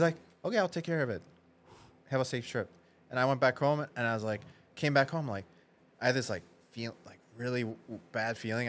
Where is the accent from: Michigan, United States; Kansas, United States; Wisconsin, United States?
Wisconsin, United States; moved away as an adult; also born or lived in Minnesota; now in Chicago, United States; I was in Midwest, but I grew up in Wisconsin actually